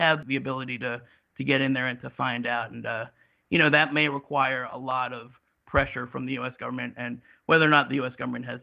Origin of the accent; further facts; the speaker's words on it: United States; as an American